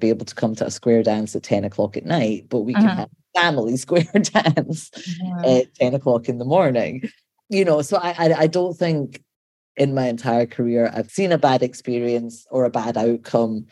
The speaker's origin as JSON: {"language": "English", "region": "Scotland", "country": "United Kingdom", "tie": "born or raised there", "also_born_or_lived": "London", "moved": "yes", "lives_now": "Baltimore, United States", "said": "I grew up in Scotland"}